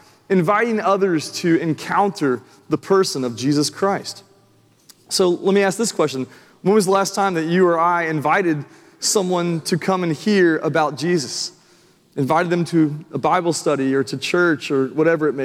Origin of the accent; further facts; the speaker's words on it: Franklin, Tennessee, United States; moved away as an adult; also born or lived in Nashville, Tennessee / Birmingham, Alabama; I'd been born and raised in Nashville, Tennessee, and Franklin. I spent my growing up years in Franklin